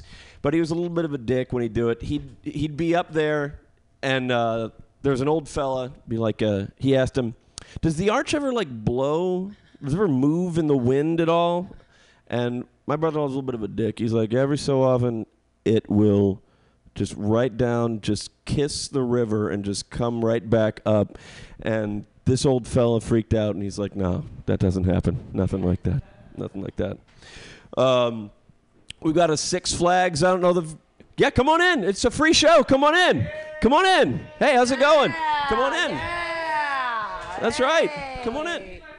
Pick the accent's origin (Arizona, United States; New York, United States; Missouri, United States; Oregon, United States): Missouri, United States; St. Louis; I'm from St. Louis.